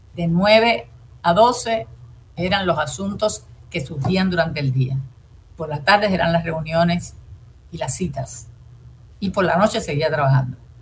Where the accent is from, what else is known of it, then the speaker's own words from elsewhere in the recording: Puerto Rico; Yo soy puertorriqueña, vuelvo y digo, descendiente de españoles, de indios y de negros